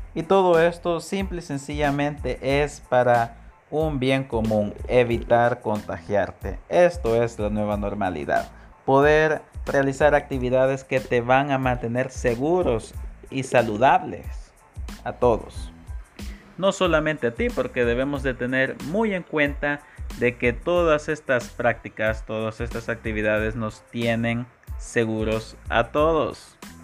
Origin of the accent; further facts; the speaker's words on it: El Salvador; en mi país, El Salvador